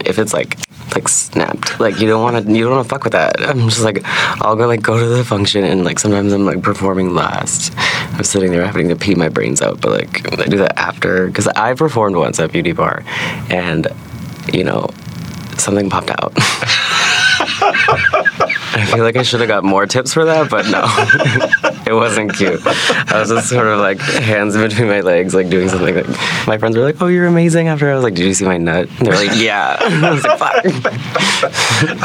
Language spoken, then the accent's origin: English; Anchorage, Alaska, United States; moved away as an adult; I grew up in Anchorage, Alaska, and I moved here when I was 18